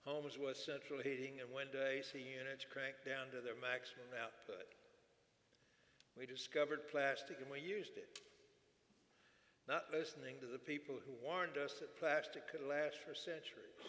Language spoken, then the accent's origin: English; Houston, Texas, United States; I grew up in Houston.